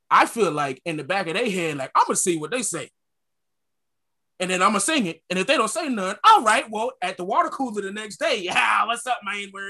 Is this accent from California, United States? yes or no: no; Connecticut, United States; I was kind of born and raised in Connecticut